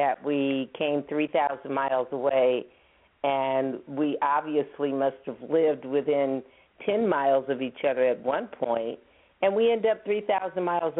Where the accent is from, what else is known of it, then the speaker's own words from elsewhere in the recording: Alaska, United States; moved away as an adult; And I said, Alaska.